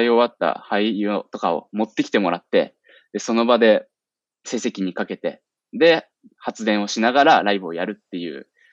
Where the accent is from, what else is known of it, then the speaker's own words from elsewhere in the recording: Shizuoka, Japan; 静岡、僕の地元、静岡をローカルとして